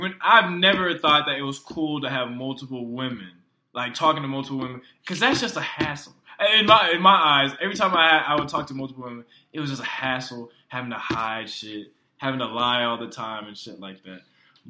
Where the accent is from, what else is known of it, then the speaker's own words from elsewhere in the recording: Weaver, Alabama, United States; now in Texas, United States; And I am from Alabama.